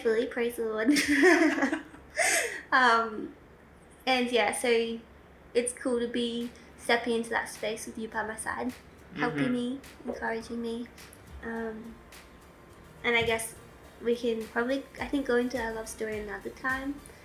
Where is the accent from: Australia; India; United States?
Australia; also born or lived in Victoria / South Australia / Oxford, England; I grew up in Australia, kind of between Victoria and South Australia